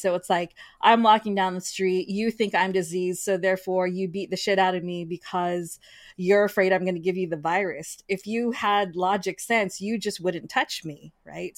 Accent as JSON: {"language": "English", "country": "United States", "tie": "born or raised there", "said": "my siblings and I were born in the United States."}